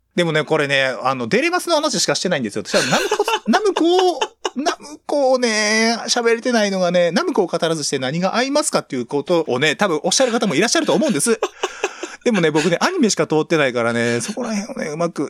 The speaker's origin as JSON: {"language": "Japanese", "region": "Toyama", "country": "Japan", "tie": "born or raised there", "said": "同じ僕と出身、富山県同じ、同じなんですけども"}